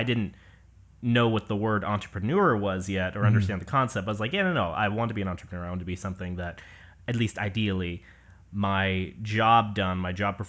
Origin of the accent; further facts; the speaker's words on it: Puyallup, Washington, United States; also born or lived in Los Angeles; I was born in Puyallup, Washington. That's just south of Tacoma, south of Seattle. And grew up kind of bouncing around there. I say I'm from Seattle/LA, those kind of greater areas, bouncing between.